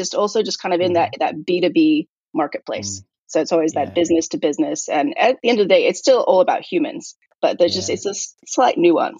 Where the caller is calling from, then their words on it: California, United States; I'm in California, USA.